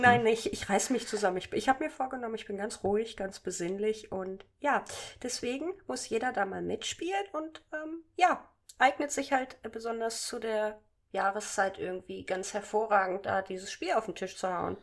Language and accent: German; Hanover, Lower Saxony, Germany; Doch, ich komme aus Hannover, aber meine Familie ist von mir weggezogen